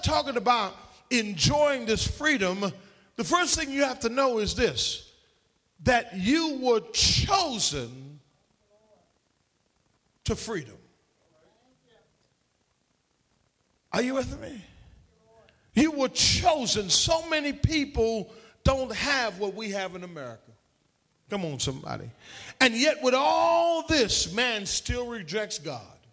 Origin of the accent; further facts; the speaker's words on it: Trinidad & Tobago; now in United States; when I was a child growing up in Trinidad